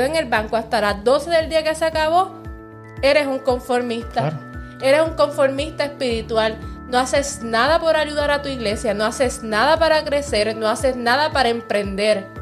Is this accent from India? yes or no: no; Puerto Rico